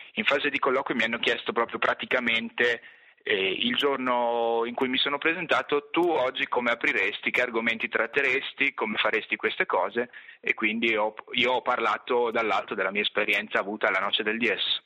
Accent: Trento, Trentino-Alto Adige, Italy; moved away as an adult; io avevo studiato a Trento, nella mia città d'origine, non ero quindi mai uscito per lunghi periodi dalla realtà locale

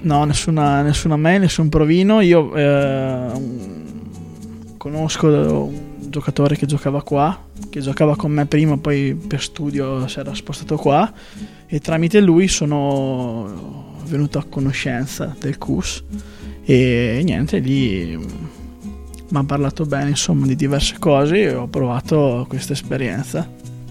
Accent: Stenico, Trentino-Alto Adige, Italy; Prima ho giocato vicino al mio paese, perché io sono di Stenico, vicino al Termedicomano.

